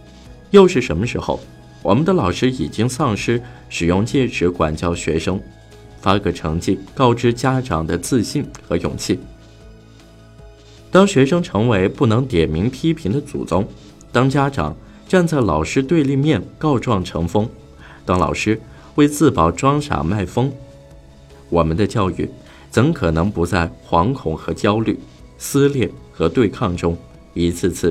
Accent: Zhumadian, Henan, China; 这两天，网上有个吸人眼球的新闻，就发生在我的老家驻马店。

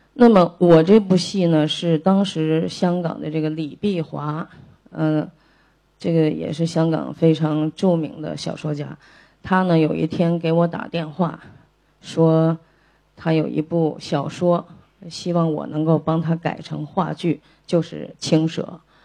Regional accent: China; 我们中国人就很丰富。我们也很含蓄

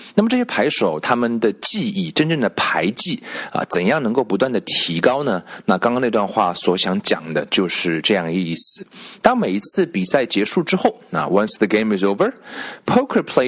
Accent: China; 我们中国人

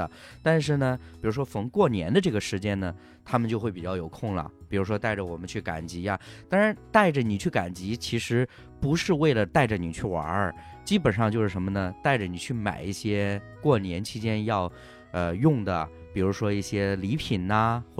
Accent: Henan, China; 河南的，

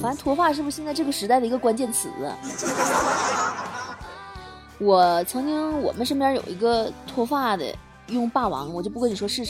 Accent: Guangzhou, Guangdong, China; 现在没这必要了，因为我是广州人。这个梗只有广州人能懂。

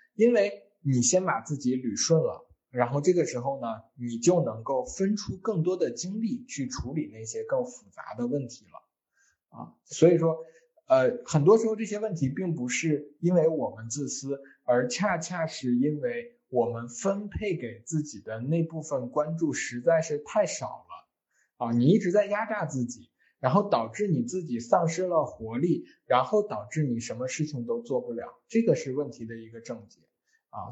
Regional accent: China; 我们中国人

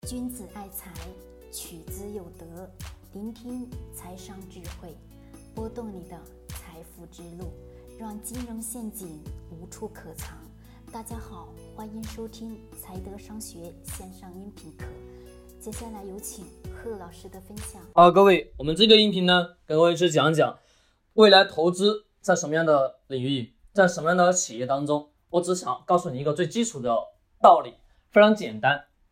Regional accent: China; 我们中国人

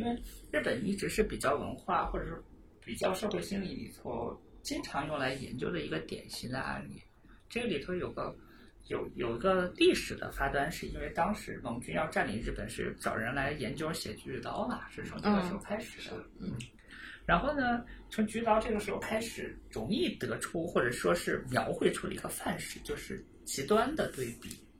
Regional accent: China; 音乐里面，我们中国人讲五音，宫商角徵羽，一二三五七，我非要用四和六，

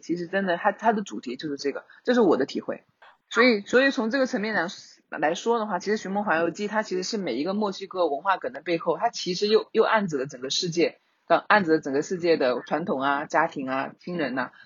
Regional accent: China; 我们中国人的春节，它是很重要的

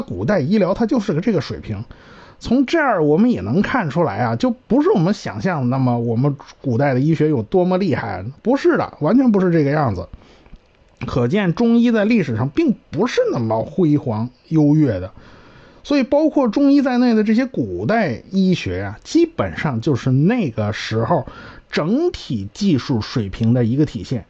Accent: China; 我们中国人都自己的文化都很自豪

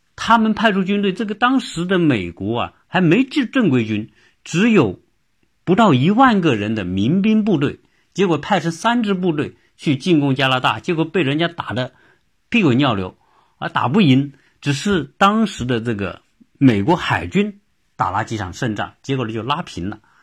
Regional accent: China; 我们中国人如果规划，他一定是坐北朝南啊

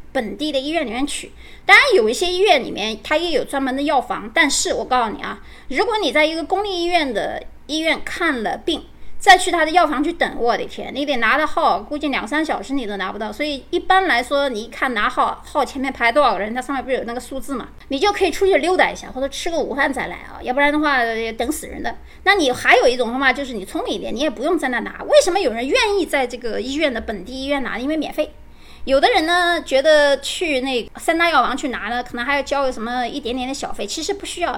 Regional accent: China; 我们中国人

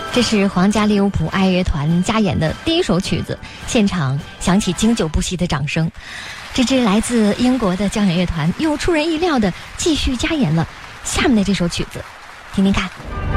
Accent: China; 我们中国人

